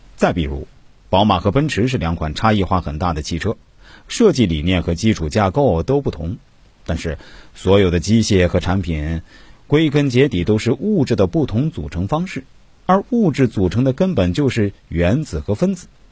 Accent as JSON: {"language": "Chinese", "country": "China", "said": "我们中国人"}